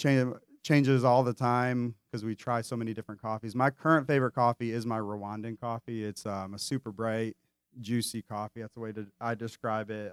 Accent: Metro Detroit, Michigan, United States; moved away; also born or lived in Enderley Park, Charlotte; When I grew up in Metro Detroit, Uh, not from Detroit, but Metro

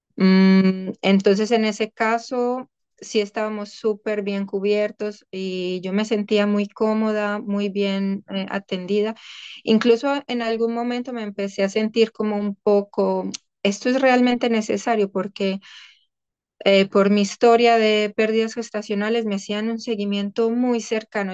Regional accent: Colombia; moved away as an adult; also born or lived in Amsterdam, Netherlands / Cologne, Germany; now in The Hague, Netherlands; soy colombiana y llevo ya 14 años en Europa

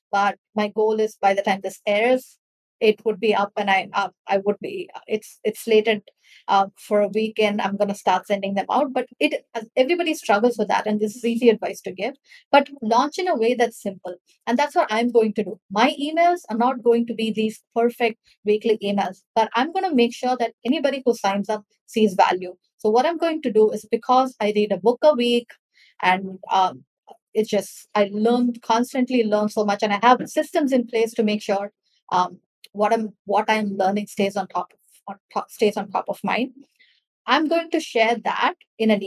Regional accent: India; I'm from India and I am new.

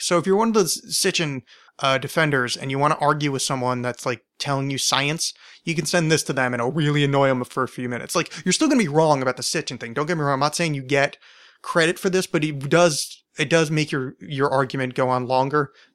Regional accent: United States; as an American

